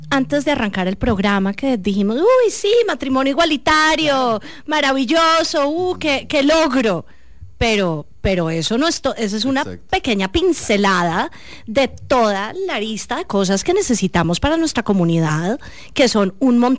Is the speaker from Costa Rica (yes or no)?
yes; Costa Rica; Y entender que somos todos, todos somos costarricenses.